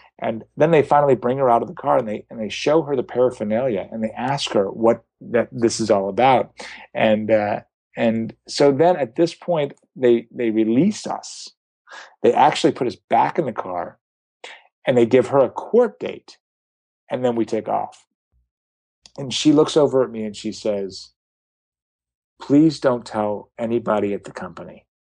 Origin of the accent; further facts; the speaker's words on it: Los Angeles, California, United States; oh my God, I'm from Los Angeles. I'm hosting a television show.